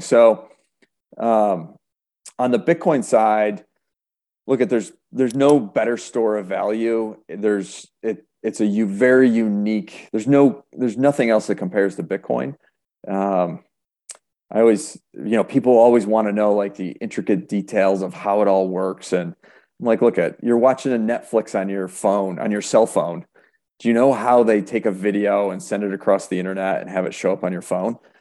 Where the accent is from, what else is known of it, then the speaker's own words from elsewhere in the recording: Rochester, New York, United States; also born or lived in Buffalo, New York / Erie, Pennsylvania; I was born and raised in Rochester